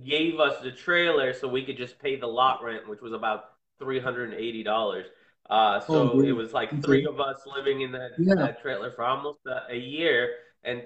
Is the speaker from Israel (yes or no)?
yes; Israel; now in Miami, United States; my background is I'm originally from Israel, and my dad was a tour guide, and I used to go on tours with him